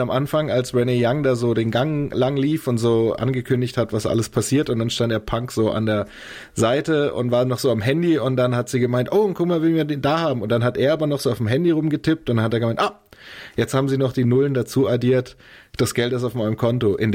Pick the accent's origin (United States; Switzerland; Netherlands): United States; Chicago, Illinois; Ich komme direkt aus Chicago